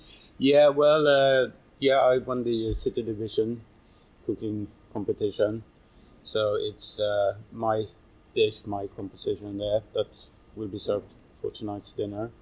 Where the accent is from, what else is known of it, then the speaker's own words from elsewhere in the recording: Sweden; now in London, United Kingdom; I'm from Sweden originally